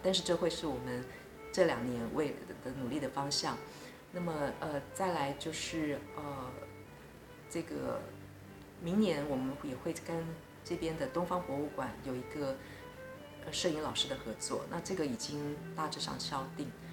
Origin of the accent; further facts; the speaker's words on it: Taiwan; moved away as an adult; now in Portugal; 我们台湾人